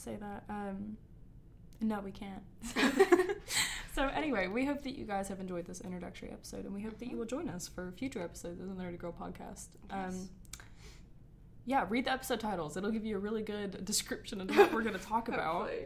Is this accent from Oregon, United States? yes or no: no; Georgia, United States; we are from Georgia